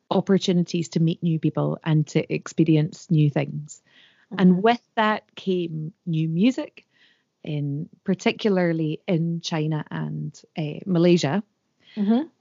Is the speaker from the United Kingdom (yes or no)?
yes; Scotland, United Kingdom; And the longer I was away from Scotland, the mm-hmm. more proud I became of my tradition and language.